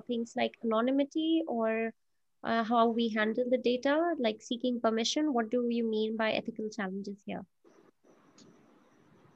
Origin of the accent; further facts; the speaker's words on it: Delhi, India; I come from Delhi